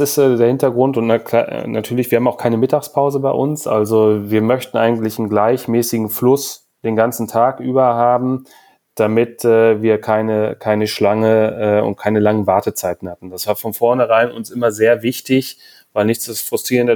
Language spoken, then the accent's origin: German; Hamburg, Germany; wir sind aus Hamburg